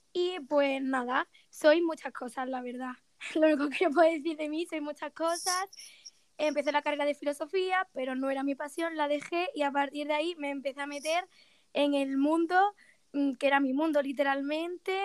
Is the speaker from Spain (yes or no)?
yes; Málaga, Andalusia, Spain; now in Granada, Spain; soy de Málaga y actualmente vivo en Granada